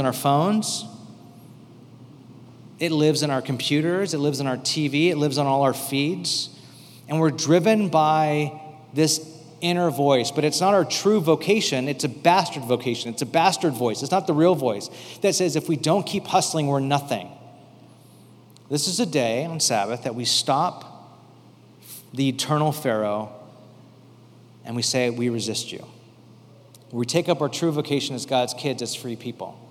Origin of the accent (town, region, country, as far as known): United States